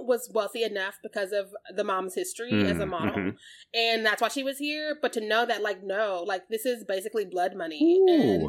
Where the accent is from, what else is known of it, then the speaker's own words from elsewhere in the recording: Missouri, United States; I'm from Missouri.